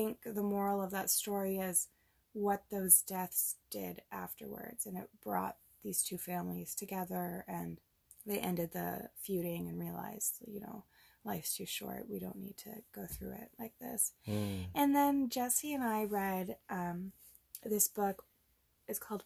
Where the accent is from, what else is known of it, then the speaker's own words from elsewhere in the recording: Grimsby, Ontario, Canada; I grew up in Grimsby.